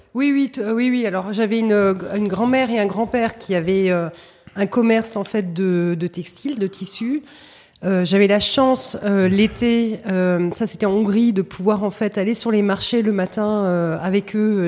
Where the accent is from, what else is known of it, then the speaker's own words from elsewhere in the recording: Saint-Germain-en-Laye, Île-de-France, France; je suis née à Saint-Germain-en-Laye.